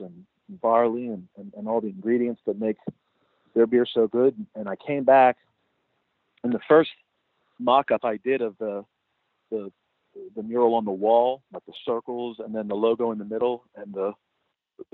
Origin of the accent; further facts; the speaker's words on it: Pittsburgh, Pennsylvania, United States; accent: twang; now in Connecticut, United States; I had like a different accent because I'm from southwestern Pennsylvania, and people in Connecticut kind of thought I had like a twang